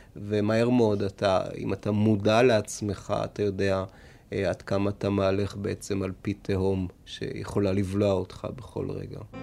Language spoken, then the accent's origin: Hebrew; Tel Aviv, Tel Aviv District, Israel; או אני מפלורנטין, או מאיפה שנולדתי בדרום תל אביב